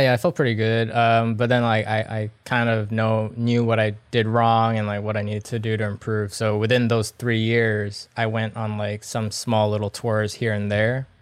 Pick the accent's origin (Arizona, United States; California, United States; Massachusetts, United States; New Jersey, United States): Massachusetts, United States; Boston; moved away as an adult; also born or lived in Vancouver, Canada / Singapore; now in Pasadena, United States; originally, actually, I'm from Boston, Massachusetts. Grew up there for the longest time